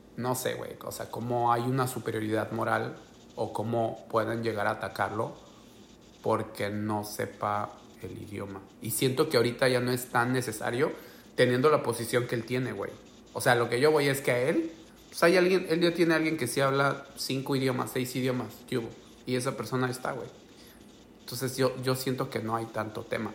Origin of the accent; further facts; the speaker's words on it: San Blas, Oaxaca, Mexico; moved away as an adult; also born or lived in Guadalajara, Mexico; now in United States; yo soy de Oaxaca, güey. Yo soy de un pueblo ahí de San Blas